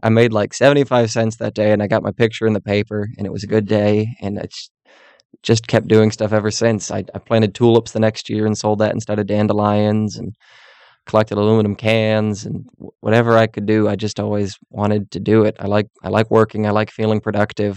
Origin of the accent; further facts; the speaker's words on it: Mayville, Wisconsin, United States; moved away; my hometown in Mayville, Wisconsin